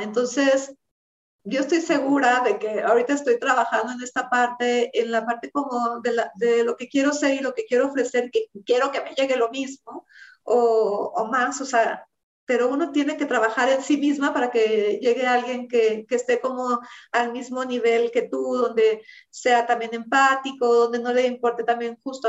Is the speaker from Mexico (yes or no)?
yes; Mexico; Nosotros como mexicanos